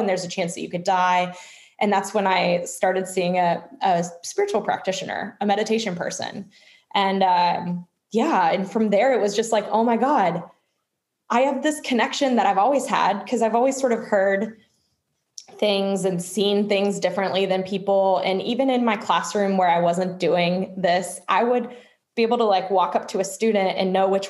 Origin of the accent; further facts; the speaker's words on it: Louisville, Kentucky, United States; also born or lived in Munich / Chicago / Texas; now in Boston, United States; I currently live in Boston, Massachusetts, but I'm originally from Louisville, Kentucky, and have lived a lot of places like München, Munich, Chicago, Texas. So just kind of from everywhere.